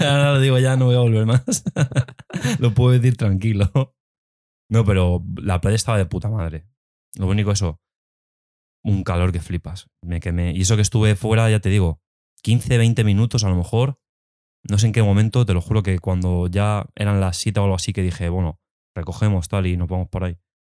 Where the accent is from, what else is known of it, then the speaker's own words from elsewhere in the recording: Alcalá de Henares, Community of Madrid, Spain; nosotros que somos de aquí de Alcalá